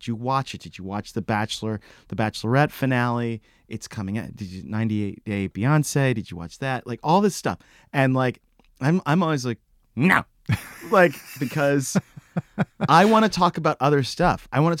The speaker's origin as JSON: {"language": "English", "region": "Texas", "country": "United States", "moved": "yes", "said": "I'm from Texas."}